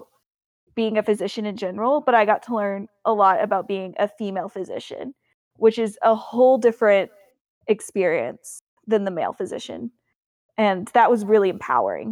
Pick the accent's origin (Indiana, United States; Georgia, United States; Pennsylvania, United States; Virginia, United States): Indiana, United States; Jeffersonville; I grew up in Jeffersonville, Indiana, which is right across the river from Louisville, Kentucky